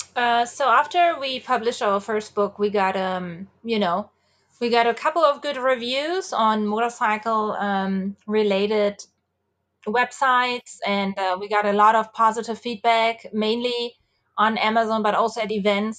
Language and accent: English; Germany; moved away; So I'm from Germany, uh, and I have n, grown up with, uh, mopeds mostly